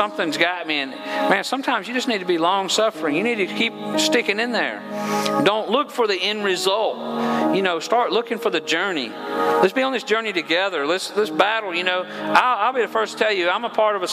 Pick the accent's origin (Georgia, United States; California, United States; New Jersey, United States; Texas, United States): Georgia, United States; I'm from Georgia, and I don't always use proper English.